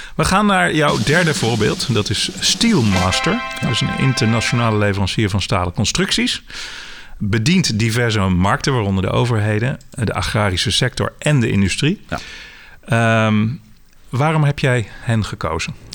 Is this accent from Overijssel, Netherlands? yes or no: yes; Zwolle, Overijssel, Netherlands; als Zwollenaar, ik woon zelf ook in Zwolle